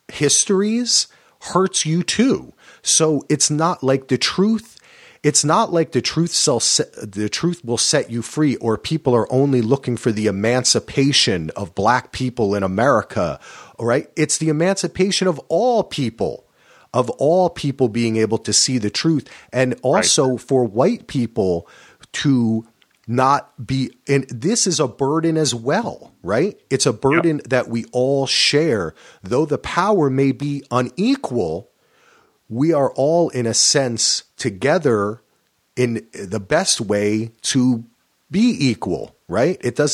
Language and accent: English; New Jersey, United States; I grew up in Jersey, so everyone in New York and New Jersey, you'd hear it on the air going to school